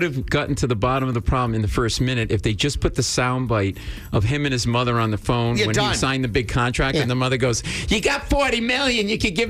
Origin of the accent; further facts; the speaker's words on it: Rhode Island, United States; now in New York, United States; Not born and raised in New England, Rhode Island.